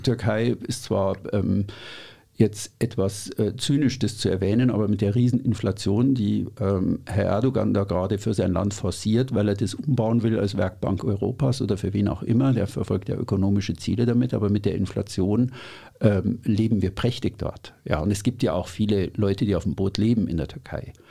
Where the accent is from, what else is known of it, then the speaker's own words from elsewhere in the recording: Munich, Bavaria, Germany; Ich bin in München aufgewachsen